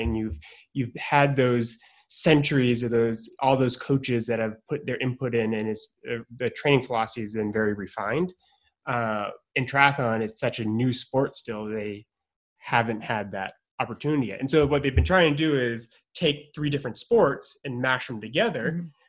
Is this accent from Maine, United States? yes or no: yes; Maine, United States; I grew up in Maine